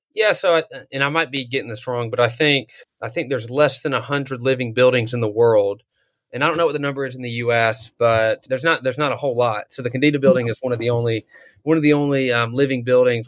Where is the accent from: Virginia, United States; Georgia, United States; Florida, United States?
Georgia, United States; North; I grew up in North Georgia